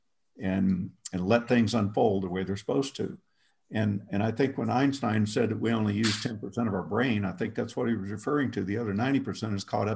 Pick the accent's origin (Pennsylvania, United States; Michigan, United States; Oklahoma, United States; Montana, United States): Oklahoma, United States; I grew up in Oklahoma, so I might not always speak the perfect grammar